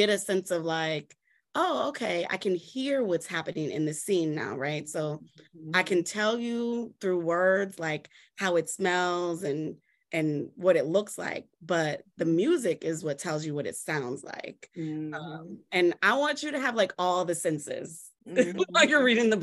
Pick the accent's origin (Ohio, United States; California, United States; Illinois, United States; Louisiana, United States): Louisiana, United States; New Orleans; I come from New Orleans where everything, like, you know, music is just like entrenched in everything that we